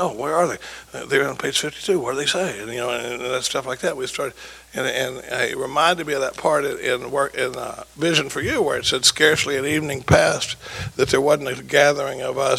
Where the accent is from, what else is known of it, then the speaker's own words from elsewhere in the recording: Dallas, Texas, United States; moved away as an adult; now in Austin, United States; And I grew up in Dallas, but I've been in Austin for 40 years.